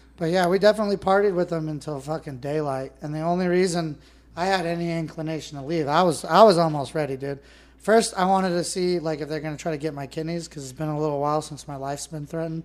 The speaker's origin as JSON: {"language": "English", "region": "Northern California", "country": "United States", "tie": "born or raised there", "said": "I grew up in Northern California. I grew up in pristine lakes"}